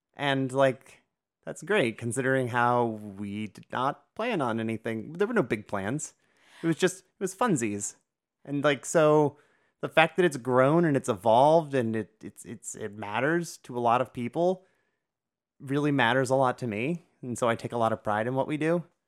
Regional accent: Northeast Ohio, United States; born and raised in Northeast Ohio like I was

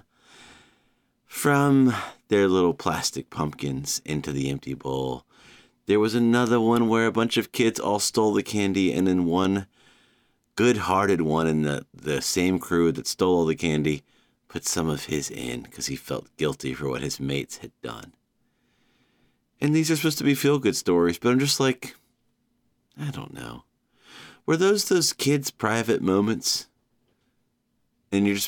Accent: Savannah, Georgia, United States; my hometown of Savannah

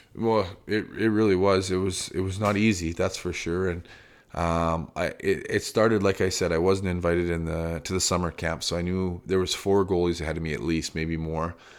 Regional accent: Calgary, Alberta, Canada; I grew up in Calgary in big schools

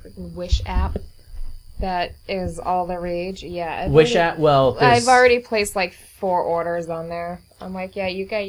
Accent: Salem, New Hampshire, United States; I grew up in Salem.

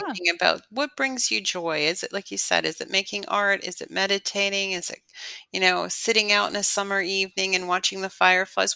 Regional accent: Canada; born or raised there; moved away as an adult

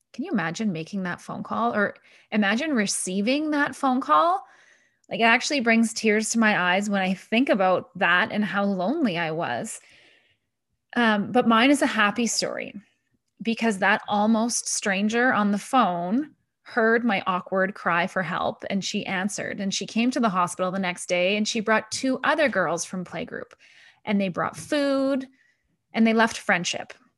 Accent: Canada; moved away as an adult; also born or lived in Paris; I'm a Canadian that has lived in many different countries

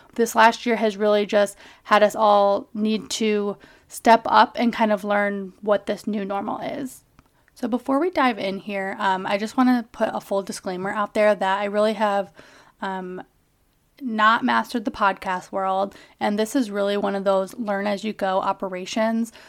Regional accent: Kalamazoo, Michigan, United States; also born or lived in Calcutta, India; I grew up in Kalamazoo, Michigan

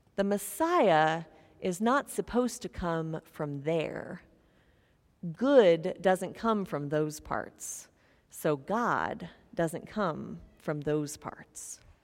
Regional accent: Topeka, Kansas, United States; moved away as an adult; I'm from Topeka, Kansas

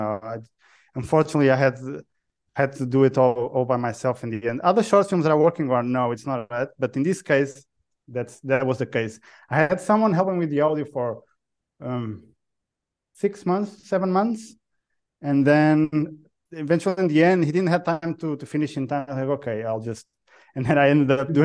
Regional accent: Portugal; moved away; also born or lived in United Kingdom; Portugal. I'm Portuguese. I'm Portuguese born

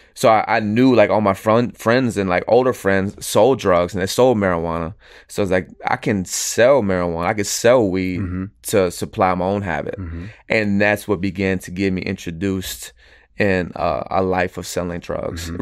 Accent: Venice, Florida, United States; also born or lived in Houston, Texas; now in Tampa, United States; originally, I was born in Houston, Texas. I was raised in Venice, Florida

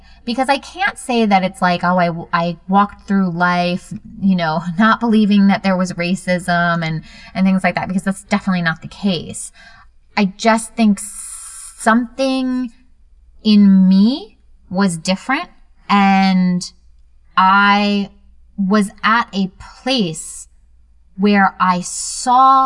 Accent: Virginia, United States; I grew up in Virginia

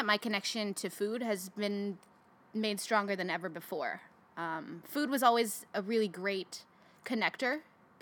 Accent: Fremont, California, United States; I was born and raised in California. I grew up in Fremont

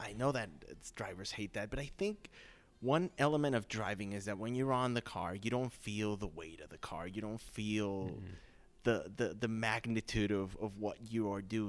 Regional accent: Mexico; moved away as an adult; also born or lived in North Carolina / Florida; now in Chicago, United States; I'm not from the States. I'm from Mexico. I'm here on a work visa

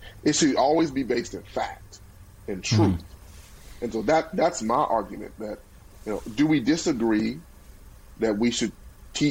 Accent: Pine Bluff, Arkansas, United States; my hometown of Pine Bluff

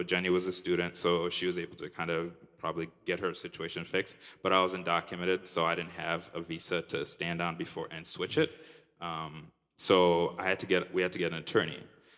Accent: Minnesota, United States; now in Chicago, United States; I moved here a year and a half ago, so I'm still kind of reintegrating into being a Chicagoan. I lived in Minnesota my whole life. So this city is very different from Minneapolis and the town I grew up in.

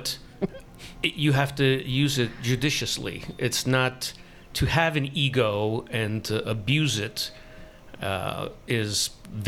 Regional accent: Montreal, Quebec, Canada; I was born in Montreal

